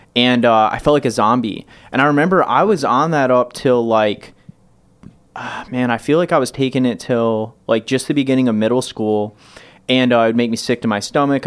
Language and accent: English; Michigan, United States; I grew up so poor, but in Michigan